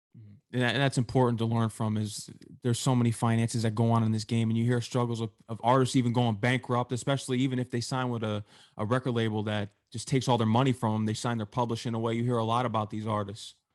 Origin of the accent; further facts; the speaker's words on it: New York, United States; I grew up in New York, and we know how New York is